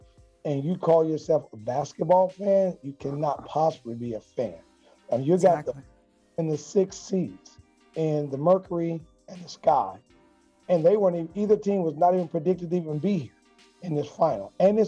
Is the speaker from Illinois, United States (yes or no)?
yes; Chicago, Illinois, United States; now in Nashville, United States